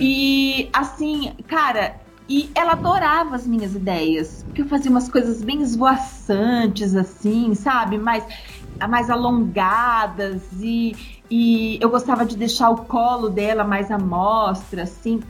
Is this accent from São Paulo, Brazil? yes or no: yes; Matão, São Paulo, Brazil; moved away as an adult; also born or lived in Fortaleza, Ceará; Eu sou de Matão, do interior de São Paulo.